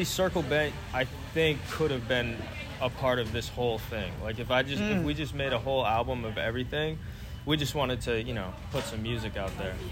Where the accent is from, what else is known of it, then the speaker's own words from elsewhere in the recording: New Hampshire, United States; we come from New Hampshire